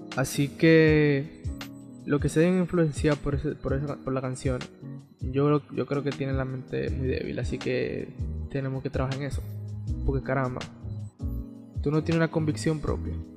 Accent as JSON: {"language": "Spanish", "country": "Dominican Republic"}